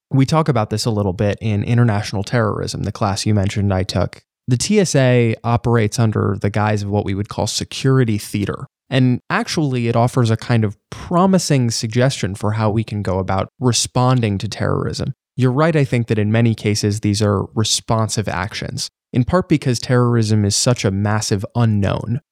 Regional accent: New York City, New York, United States; being a New Yorker

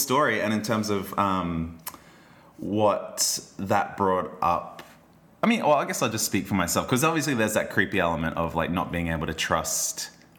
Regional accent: Logan, Queensland, Australia; I grew up in Logan.

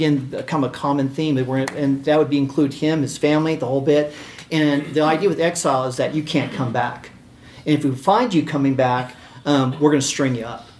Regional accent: United States; being American

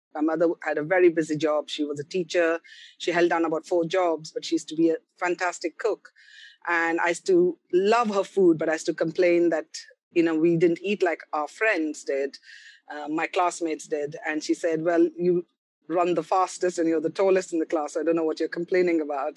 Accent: Kolkata, West Bengal, India; moved away as an adult; also born or lived in Karnataka, India / Pondicherry, India / Delhi, India; Although I'm a South Indian, I grew up in Bengal, in Calcutta.

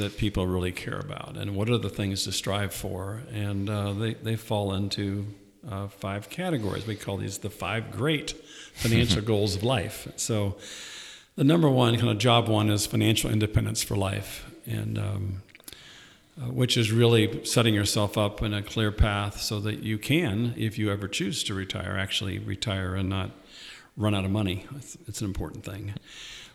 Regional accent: Southern California, United States; also born or lived in Indianapolis, Indiana; now in Ohio, United States; I grew up in Southern California, but turned into an Ohio boy through Indianapolis when I came to Ohio State

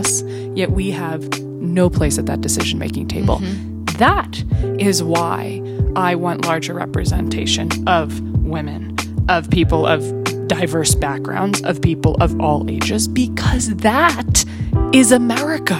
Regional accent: Marin County, California, United States; my hometown in Marin County

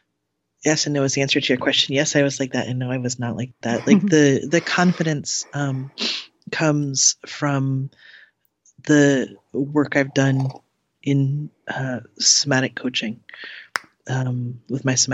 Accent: Cleveland, Ohio, United States; I grew up in the Midwest

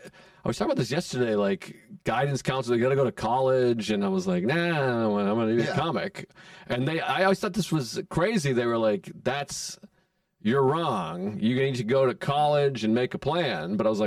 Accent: Massachusetts, United States; moved away as an adult; now in New York, United States; I'm from Massachusetts originally.

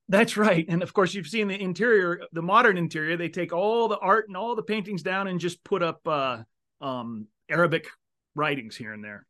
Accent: Seattle, Washington, United States; moved away; I'm originally from Seattle

